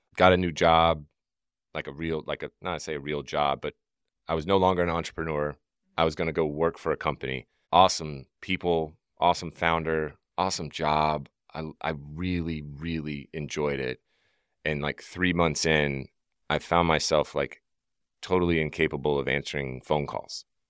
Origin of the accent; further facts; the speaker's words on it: Deep South, United States; I grew up in the Deep South